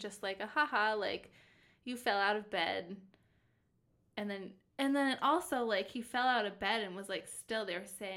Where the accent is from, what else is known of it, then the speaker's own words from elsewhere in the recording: Minnesota, United States; we're from Minnesota